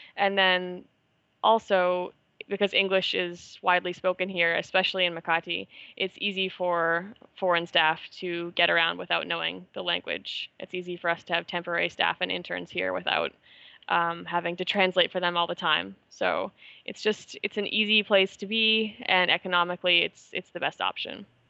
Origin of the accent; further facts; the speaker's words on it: Canada; moved away as an adult; also born or lived in Manila, Philippines; I'm Canadian